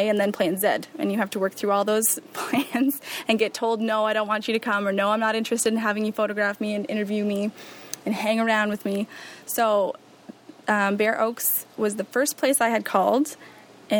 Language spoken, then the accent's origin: English; Saint John, New Brunswick, Canada; now in Belleville, Canada; I'm originally from St. John, New Brunswick